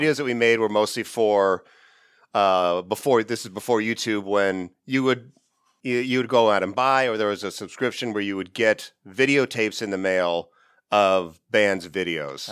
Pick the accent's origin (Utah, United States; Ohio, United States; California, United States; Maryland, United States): California, United States; Ridgecrest; I grew up in a small town in the high desert of California called Ridgecrest